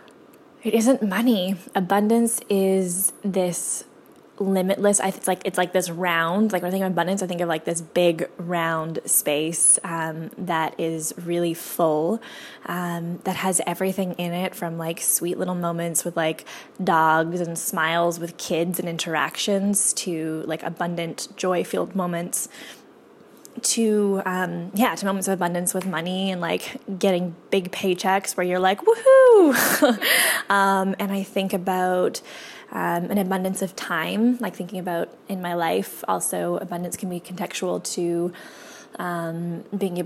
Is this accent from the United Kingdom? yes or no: no; Canada; also born or lived in Whitehorse, Yukon / Nelson, British Columbia; We grew up in White Horse in a little cabin